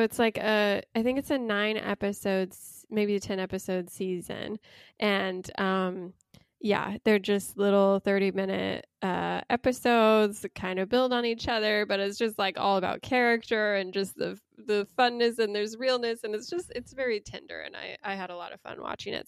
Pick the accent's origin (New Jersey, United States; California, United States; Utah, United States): Utah, United States; I grew up in Utah